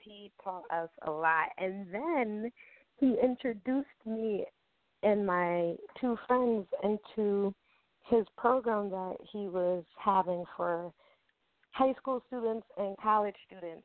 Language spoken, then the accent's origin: English; Albany, New York, United States; I am from Albany, New York